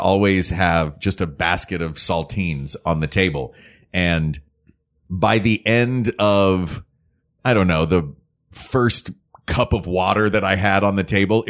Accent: Knoxville, Tennessee, United States; my hometown of Knoxville

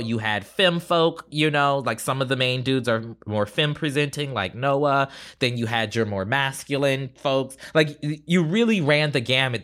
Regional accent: Charleston, South Carolina, United States; growing up in Charleston, South Carolina.

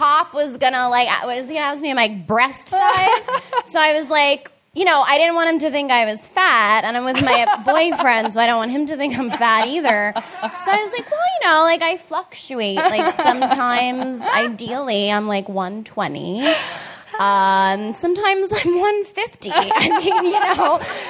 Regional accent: New York, United States; also born or lived in Los Angeles; I'm from New York, originally born and raised

